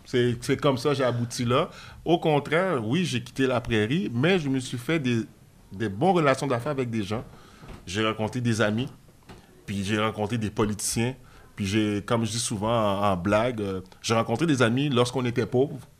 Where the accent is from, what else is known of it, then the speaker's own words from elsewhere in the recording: Quebec, Canada; je suis né au Canada. Puis quand tu es né au Canada, puis euh, le Québec, c'est une province.